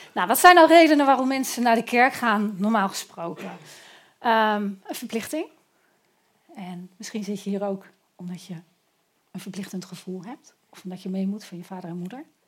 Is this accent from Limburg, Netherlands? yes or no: no; Eindhoven, North Brabant, Netherlands; Ik ben echt een Eindhovenaar